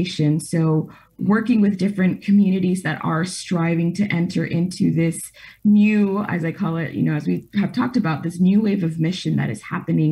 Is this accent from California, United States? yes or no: yes; Los Angeles, California, United States; I am from Los Angeles